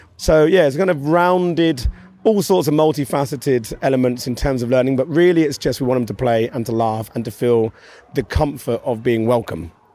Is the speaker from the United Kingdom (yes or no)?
yes; Maidstone, South East England, United Kingdom; moved away; I grew up in Maidstone in Kent